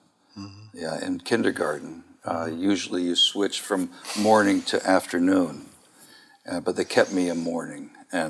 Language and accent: English; Kentucky, United States; also born or lived in La Follette, Tennessee; I say I'm from Kentucky. You pick where you're from, right? And I'm from Kentucky.